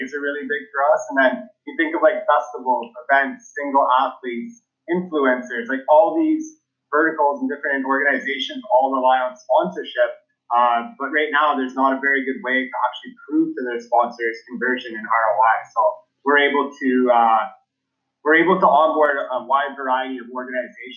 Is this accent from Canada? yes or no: yes; Canada; born and raised in Canada, true blue Canadian